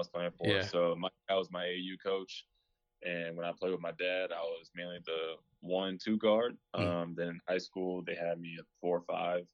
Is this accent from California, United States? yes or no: no; Raleigh, North Carolina, United States; also born or lived in Rochester, New York; I was born in New York, Rochester, New York, and then moved down to Raleigh, North Carolina when I was 8, and I've been here ever since